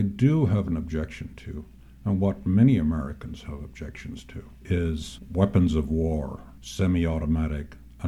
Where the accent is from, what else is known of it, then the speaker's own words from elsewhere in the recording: Ireland; also born or lived in New York State; now in New York, United States; I grew up in Ireland, in a house with a gun